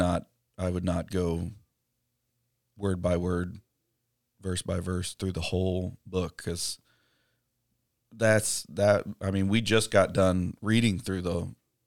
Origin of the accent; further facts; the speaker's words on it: Texas, United States; accent: East Texas; My East Texas accent evidently is too thick for Siri.